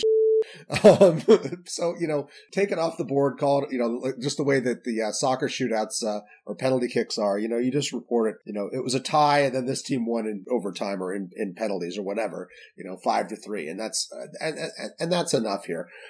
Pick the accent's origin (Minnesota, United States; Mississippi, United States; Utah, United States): Utah, United States; Salt Lake City; I grew up in Salt Lake City